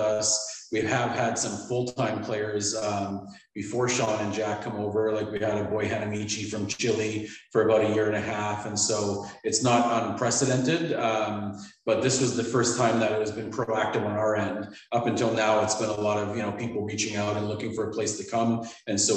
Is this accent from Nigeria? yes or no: no; Vancouver, British Columbia, Canada; moved away as an adult; also born or lived in Ireland; growing up in Canada, at least in my generation, you're a hockey player.